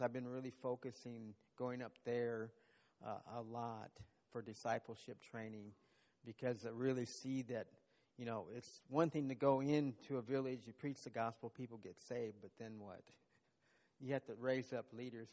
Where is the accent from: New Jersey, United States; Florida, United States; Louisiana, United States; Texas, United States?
Texas, United States; moved away as an adult; now in Uganda; as a Texan